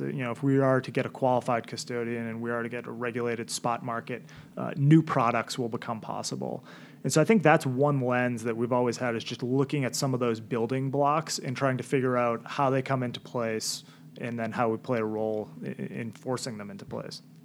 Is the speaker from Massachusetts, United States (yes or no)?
yes; Milton, Massachusetts, United States; I grew up in Milton. Went to BC High, class of 2003 at BC High